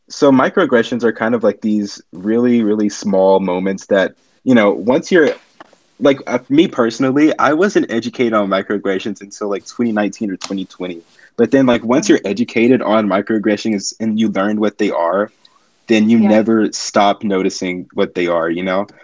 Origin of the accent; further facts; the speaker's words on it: United States; I'm a junior from the United States